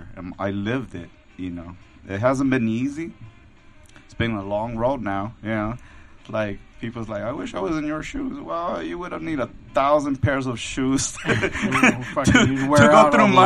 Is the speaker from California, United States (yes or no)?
yes; Los Angeles, California, United States; I grew up like near South Central, you know, Pico Union area